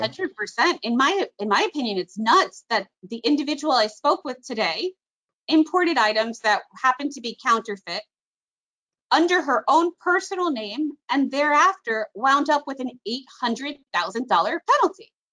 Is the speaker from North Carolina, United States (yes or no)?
no; Miami Beach, Florida, United States; I grew up on South Beach where my balcony overlooked the port